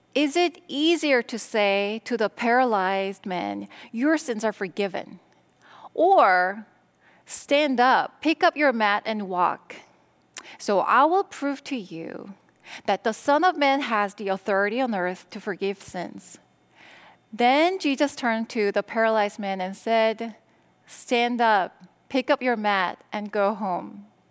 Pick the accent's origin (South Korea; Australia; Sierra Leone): South Korea; English is a second language; moved away as an adult; now in United States; I was born and raised in Korea. In my mid-twenties, I decided that I wanted to go to America